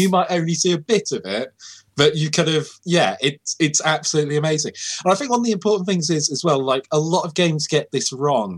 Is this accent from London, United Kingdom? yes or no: no; Swansea, Wales, United Kingdom; from Swansea, my hometown